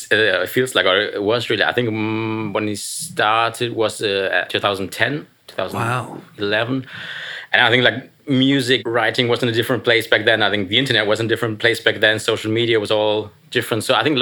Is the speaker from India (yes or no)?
no; Germany; English is a second language; Yeah, I came all the way from Germany. I mean, not specifically for this, but like also for this. So it's nice to be in New York, and yeah, nice to be here.